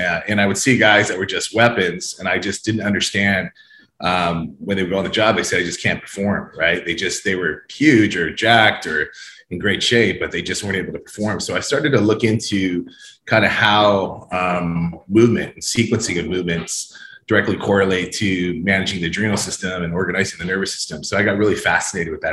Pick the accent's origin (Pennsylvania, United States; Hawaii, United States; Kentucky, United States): Hawaii, United States; now in Orange County, California, United States; I spent a lot of time growing up in Hawaii, and a lot of my friends and family are still there.